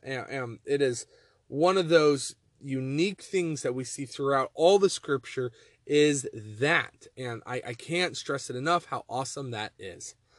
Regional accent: Texas, United States; moved away; also born or lived in Montana; I'm from Texas and I've lived in Montana

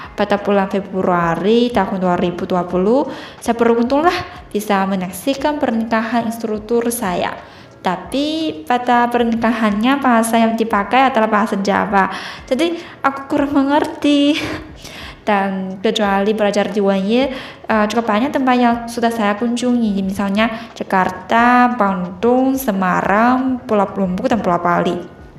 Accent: Changsha, Hunan, China; Indonesian is a second language; di kampung halamanku, kota Changsha, provinsi Hunan

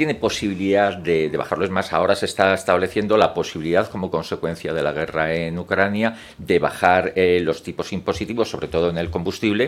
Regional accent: Madrid, Community of Madrid, Spain; Soy madrileño

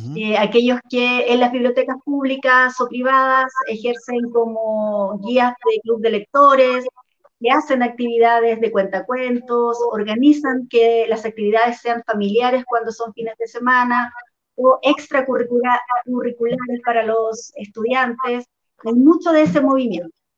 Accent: Chile; acá en Chile

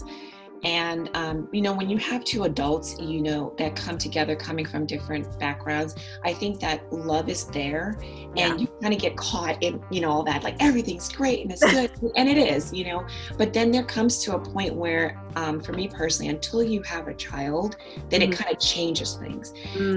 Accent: St. Lucia; also born or lived in Lincoln, Nebraska; now in Spokane, United States; originally I'm from the Caribbean, from the island of St. Lucia

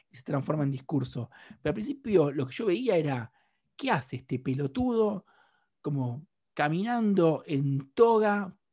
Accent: Argentina; hay algo donde yo soy mucho más argentino afuera de Argentina que acá adentro.

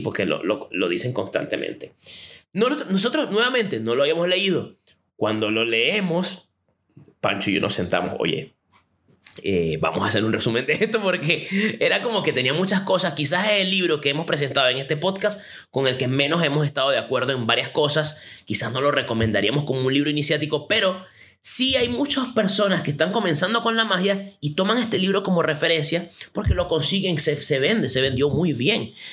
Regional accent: Venezuela; now in Chile; Yo soy venezolano, vivo en Chile

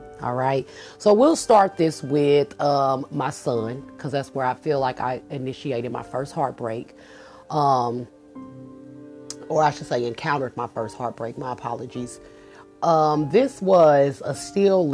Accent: Kansas City, United States; moved away as an adult; I was still living in my home state in KC

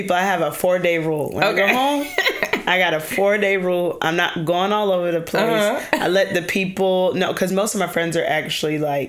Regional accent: Atlanta, Georgia, United States; moved away as an adult; now in Houston, United States; So I was born and raised in Atlanta, Georgia.

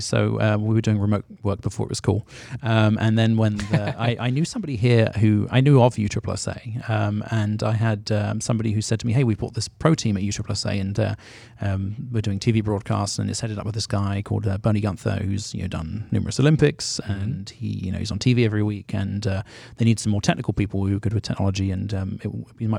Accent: London, United Kingdom; now in United States; I grew up in Northwest London

